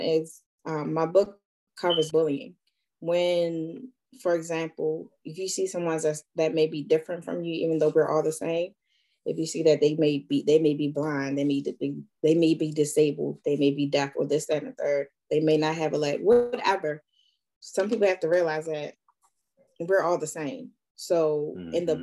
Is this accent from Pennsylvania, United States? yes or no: no; Baltimore, Maryland, United States; first language sign language; I'm from Baltimore, Maryland